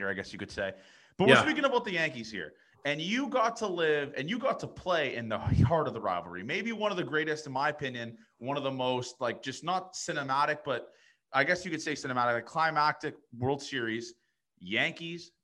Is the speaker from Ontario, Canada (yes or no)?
yes; Toronto, Ontario, Canada; I'm from Toronto.